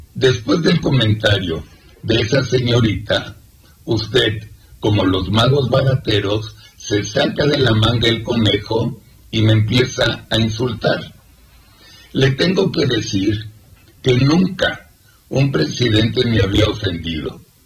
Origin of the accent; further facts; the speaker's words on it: Mexico; soy orgullosamente mexicano y soy orgullosamente judío